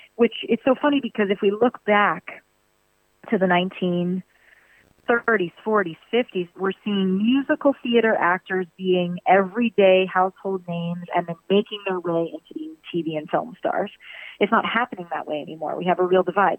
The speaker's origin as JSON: {"language": "English", "town": "Virginia Beach", "region": "Virginia", "country": "United States", "said": "I'm from Virginia Beach, Virginia."}